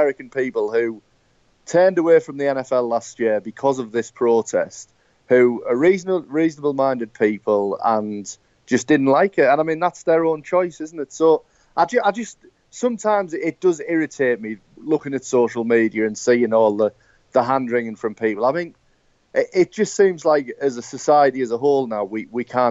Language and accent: English; United Kingdom; I'm British